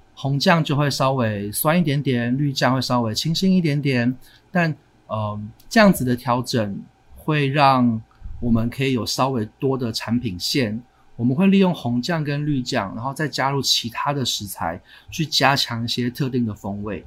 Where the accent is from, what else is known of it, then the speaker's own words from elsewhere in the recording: Taiwan; also born or lived in New York; 我在台湾就是长大这样子